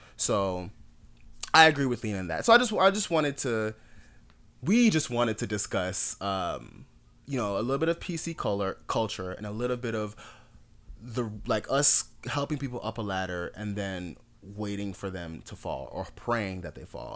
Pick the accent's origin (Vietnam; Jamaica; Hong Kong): Jamaica; also born or lived in Miami, South Florida, United States; now in Atlanta, United States; I'm Jamaican. I'm a completely different kind of black. When I moved to America